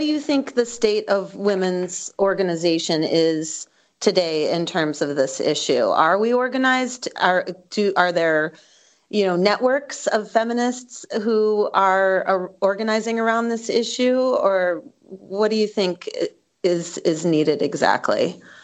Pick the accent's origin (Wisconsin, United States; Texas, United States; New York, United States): Wisconsin, United States; my home state of Wisconsin